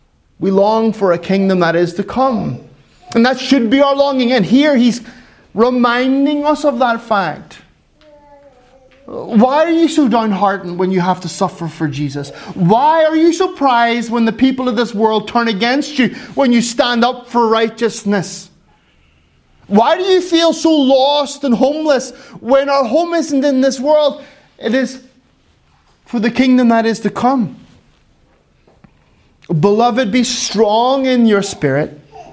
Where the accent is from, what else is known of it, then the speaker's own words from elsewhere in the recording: Finland; Well, Kyle, I'm from Finland and we're very quiet. We're not like, woohoo! We're like, woo.